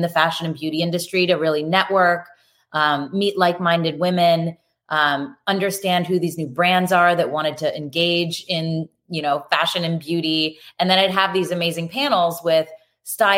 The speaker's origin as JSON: {"language": "English", "town": "York", "region": "Pennsylvania", "country": "United States", "tie": "born or raised there", "also_born_or_lived": "Philadelphia, Pennsylvania", "moved": "as an adult", "lives_now": "Los Angeles, United States", "said": "I grew up in Pennsylvania, York, Pennsylvania"}